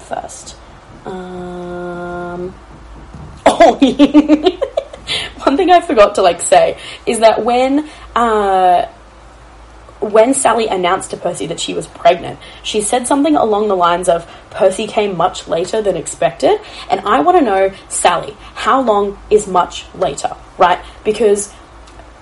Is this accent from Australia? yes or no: yes; Australia; I am Australian